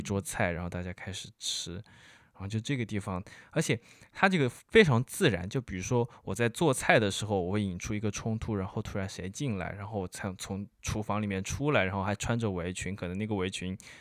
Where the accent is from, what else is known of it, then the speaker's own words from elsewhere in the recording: Wuhan, Hubei, China; 那一块我作为一个武汉人几乎没去过哦